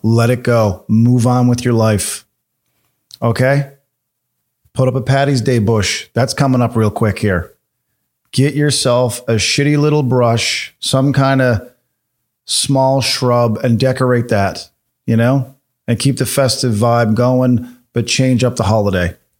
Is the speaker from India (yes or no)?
no; Corner Brook, Newfoundland and Labrador, Canada; I'm from Cornerbrook, Newfoundland